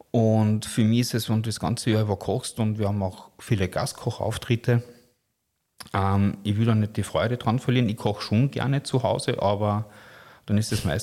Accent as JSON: {"language": "German", "region": "Carinthia", "country": "Austria", "said": "Bei uns in Kärnten sagt man ja Fleischknödel, da sagt man nicht Haché."}